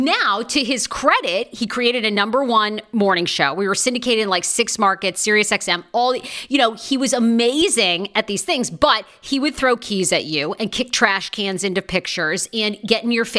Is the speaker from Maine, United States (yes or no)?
yes; Maine, United States; I'm from Maine.